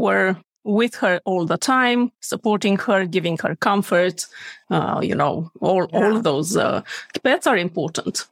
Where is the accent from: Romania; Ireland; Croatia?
Romania; moved away as an adult; now in Sweden; I am born and raised in Romania, moved to Sweden to practice veterinary medicine 11 years ago.